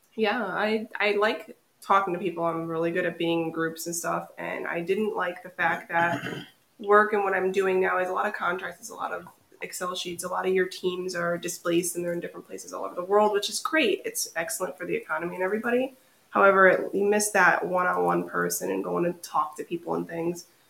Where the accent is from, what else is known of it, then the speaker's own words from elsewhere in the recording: Naugatuck, Connecticut, United States; am from Connecticut. Uh, I was born and raised in Naugatuck. I grew up in the valley my whole time